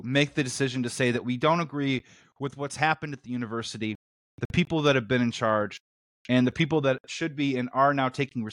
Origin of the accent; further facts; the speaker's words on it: Chicago, Illinois, United States; I'm from Chicago.